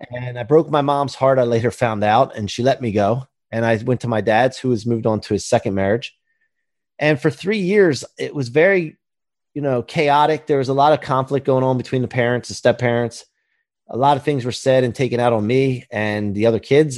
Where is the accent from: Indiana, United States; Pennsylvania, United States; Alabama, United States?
Pennsylvania, United States; outside of Philadelphia; also born or lived in northeastern Maryland; now in Ocean City, United States; I grew up outside of Philly, and then high school in northeastern Maryland, and then settled here at the beach